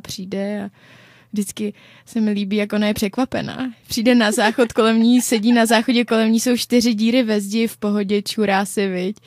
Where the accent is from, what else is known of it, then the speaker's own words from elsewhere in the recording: Czechia; my Češi